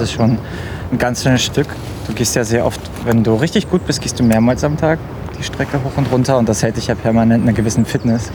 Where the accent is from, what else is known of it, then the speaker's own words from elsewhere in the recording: near Gorleben, Lower Saxony, Germany; moved away; Ich komme aus der Nähe von Gorleben